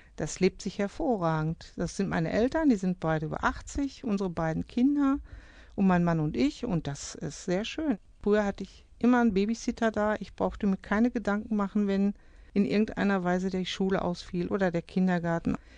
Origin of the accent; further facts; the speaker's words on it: Nachrodt-Wiblingwerde, North Rhine-Westphalia, Germany; Also ich, ich bin da aufgewachsen